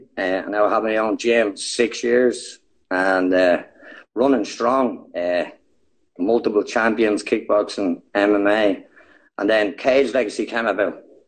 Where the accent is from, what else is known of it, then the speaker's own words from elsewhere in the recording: Dublin, Leinster, Ireland; I'm originally from Bettercairn in Talla. It's a posh part in Talla.